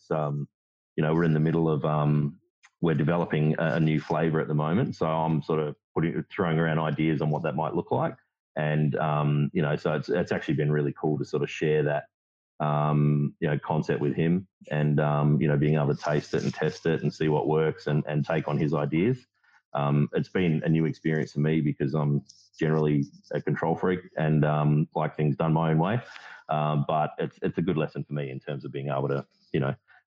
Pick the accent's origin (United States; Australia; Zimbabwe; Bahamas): Australia; Kambalda, Western Australia; also born or lived in Kalgoorlie, Australia; I grew up in a little mining town called Kembalda in WA